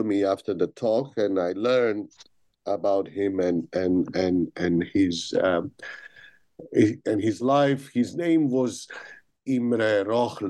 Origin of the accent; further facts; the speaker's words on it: Belgrade, Serbia; moved away as an adult; now in London, United Kingdom; I was born and I grew up in Belgrade, which was the capital of Yugoslavia